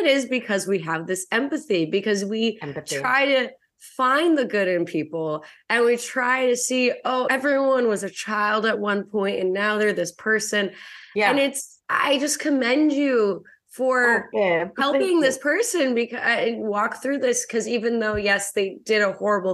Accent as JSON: {"language": "English", "country": "Russia", "tie": "born or raised there", "moved": "yes", "said": "I was born in Russia, which is different than Ukraine"}